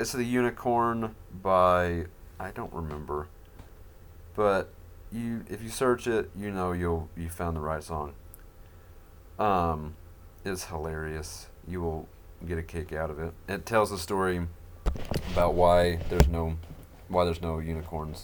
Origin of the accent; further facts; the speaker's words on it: Arkansas, United States; moved away as an adult; also born or lived in southeast Idaho; now in Idaho, United States; I don't know if you can tell by my accent. I don't think I have one, but apparently I do. But I am from Arkansas.